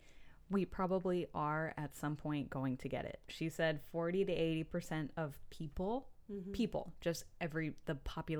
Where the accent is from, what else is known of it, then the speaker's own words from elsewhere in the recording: Palm Springs, California, United States; now in Austin, United States; my hometown of Palm Springs